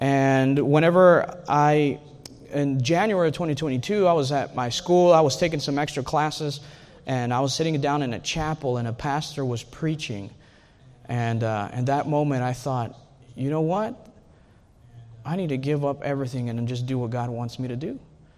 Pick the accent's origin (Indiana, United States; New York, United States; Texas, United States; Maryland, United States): Texas, United States; I know you guys are Texans. I hope most of you guys are Texans. I'm a Texan.